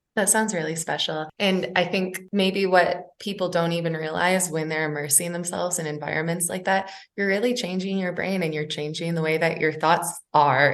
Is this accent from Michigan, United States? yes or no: yes; Michigan, United States; now in Denver, United States; I'm also from Michigan and moved out to Denver